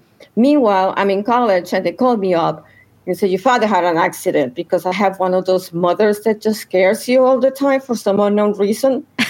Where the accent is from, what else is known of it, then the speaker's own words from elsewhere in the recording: Colombia; also born or lived in New York City / Puerto Rico; now in United States; although I was born in New York City, I was taken when I was a child to Colombia, and from there I migrated basically to Puerto Rico for a while. Then I came back to the U.S.